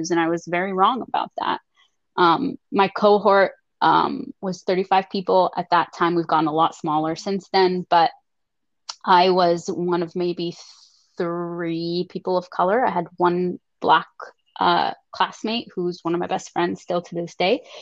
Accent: Lebanon; also born or lived in Canada; now in United States; I was coming straight from Lebanon into the United States. I'd lived in Canada, in very rural Canada, when I was younger for seven years.

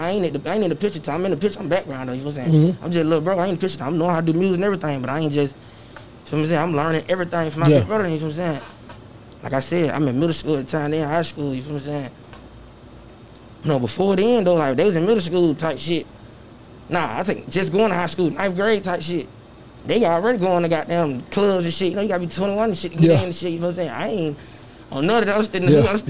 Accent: Atlanta, Georgia, United States; also born or lived in Chicago, Illinois; I'm from the West Side. Atlanta, Georgia, you feel what I'm saying? I grew up 320 Fairbrook, Central Methodist Gardens.

